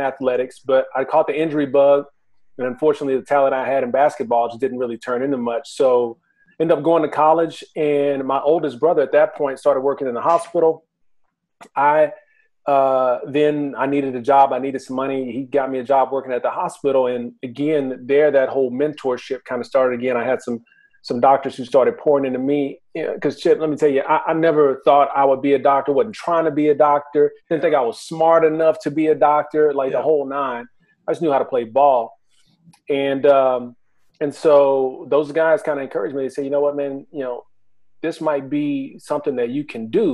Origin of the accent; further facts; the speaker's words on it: Houston, Texas, United States; now in Dallas-Fort Worth, United States; I grew up in Houston